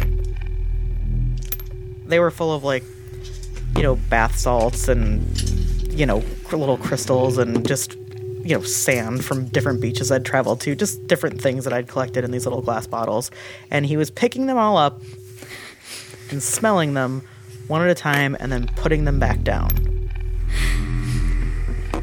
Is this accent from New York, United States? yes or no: no; Lunenburg, Massachusetts, United States; I grew up in Lunenburg, Massachusetts